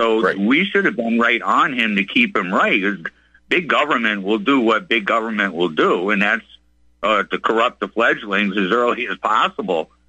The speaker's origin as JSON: {"language": "English", "region": "Massachusetts", "country": "United States", "said": "I come from the Commonwealth of Massachusetts"}